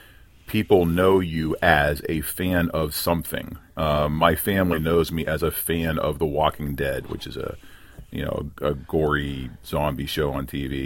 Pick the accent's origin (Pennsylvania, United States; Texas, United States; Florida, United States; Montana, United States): Pennsylvania, United States; Pittsburgh; now in Youngstown, United States; So I grew up in Pittsburgh in the 70s